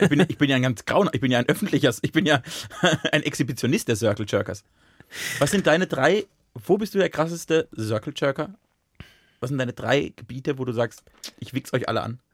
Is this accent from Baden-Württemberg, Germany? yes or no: yes; Baden-Württemberg, Germany; moved away; aus dem Badischen